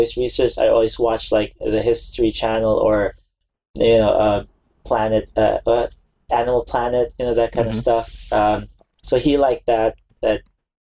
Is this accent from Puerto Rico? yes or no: no; Philippines; moved away as an adult; now in United States; I was born in the Philippines